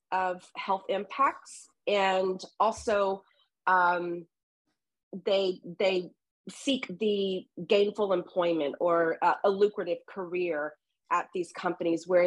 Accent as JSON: {"language": "English", "region": "Southeast Texas", "country": "United States", "tie": "born or raised there", "said": "I grew up in Southeast Texas here in the US and on the Gulf Coast of Mexico, or the coast of the Gulf of Mexico"}